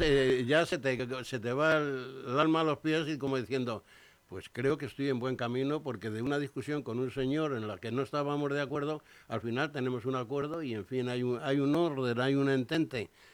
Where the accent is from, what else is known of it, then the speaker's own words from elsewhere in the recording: Spain; somos así los españoles